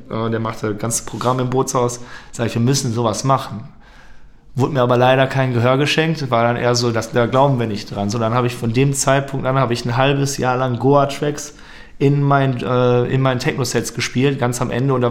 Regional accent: Lippstadt, North Rhine-Westphalia, Germany; Ich komme aus Lippstadt, das sind ungefähr anderthalb Stunden zu, äh, mit dem Auto hier entfernt ja

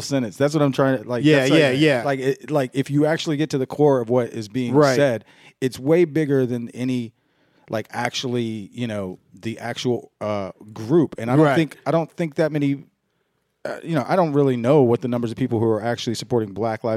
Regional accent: the South, United States; I grew up in the South where everybody was hunting.

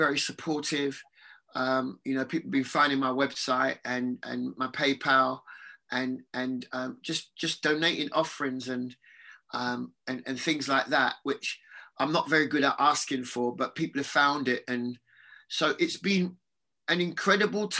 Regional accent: London, United Kingdom; I lived on Churchill Road, so that was really the area that I grew up in.

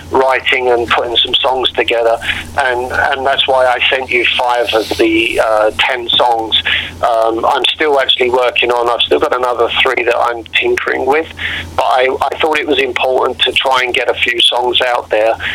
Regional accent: London, United Kingdom; moved away; I've been here for 24 years, um, and I was born and bred in London. And I, will be honest, my uh, Michael, um, my accent is just mellowed a little bit.

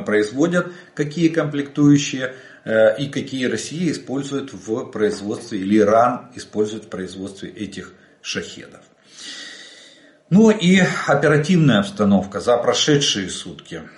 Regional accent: Ukraine; мы из Украины

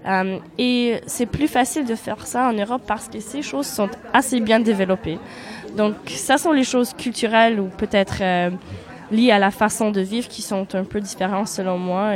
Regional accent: Winnipeg, Manitoba, Canada; first language Polish; French is a second language; moved away as an adult; now in Tours, France; j'étais née au Canada, mhm. à Winnipeg

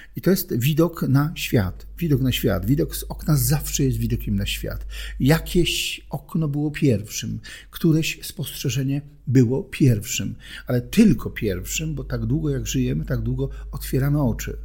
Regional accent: Silesian Voivodeship, Poland; Urodziłem się na Śląsku, tam żyję

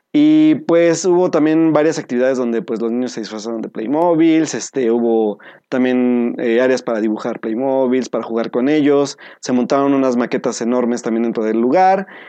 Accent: Pachuca, Hidalgo, Mexico; moved away; volver a mi terruño este fin de semana a la ciudad de Pachuca Hidalgo

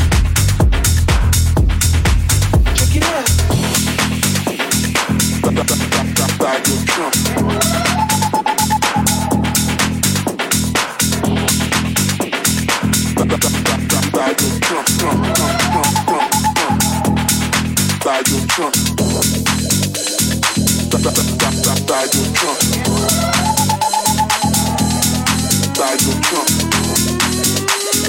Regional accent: Manchester, North West England, United Kingdom; I'm from Manchester

